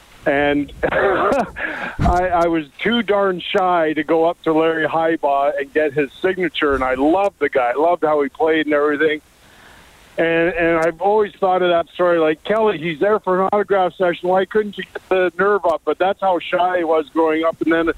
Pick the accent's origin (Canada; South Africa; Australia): Canada; Edmonton, Alberta; So I grew up in the West End, as you remember, community called Elmwood, which is right up against Meadowlark.